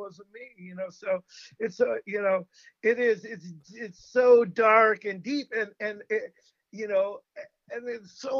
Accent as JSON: {"language": "English", "country": "United States"}